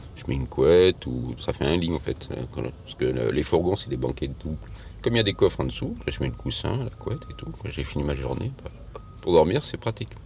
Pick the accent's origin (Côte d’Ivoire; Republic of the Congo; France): France; Lyon, Auvergne-Rhône-Alpes; je suis de Lyon